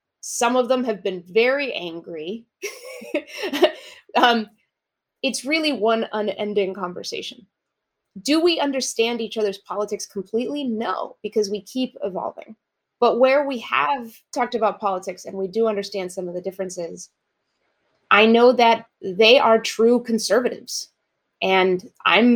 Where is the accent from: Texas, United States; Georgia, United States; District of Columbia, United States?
Texas, United States; Fort Worth; moved away as an adult; also born or lived in Mexico; now in Seattle, United States; the way that I had done kindergarten in Mexico and the way that we were doing kindergarten in Fort Worth, Texas